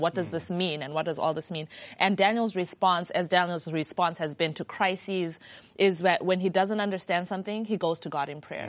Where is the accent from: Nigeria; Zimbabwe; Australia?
Zimbabwe; I'm from Zimbabwe